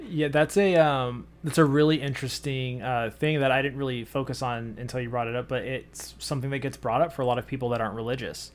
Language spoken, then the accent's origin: English; United States; we're American